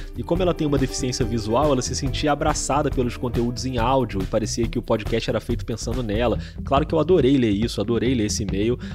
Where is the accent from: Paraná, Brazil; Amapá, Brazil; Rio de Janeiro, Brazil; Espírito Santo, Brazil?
Rio de Janeiro, Brazil; eu sou do Rio de Janeiro.